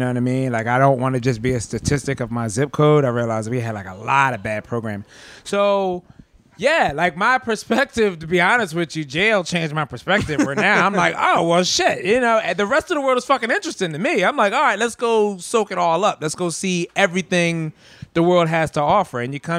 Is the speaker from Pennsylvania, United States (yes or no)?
yes; Philadelphia, Pennsylvania, United States; But I'm from South Philly. I'm from a bad neighborhood, too.